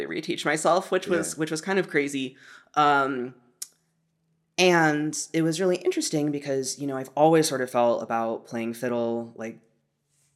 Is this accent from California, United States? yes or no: yes; Santa Cruz, California, United States; I grew up in Santa Cruz, California